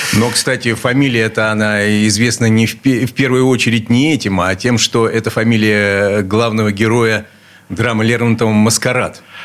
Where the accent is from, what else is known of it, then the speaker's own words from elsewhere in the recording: Saint Petersburg, Russia; Я родился здесь, в Ленинграде. В Ленинграде. Э, в детстве жил на улице Стачек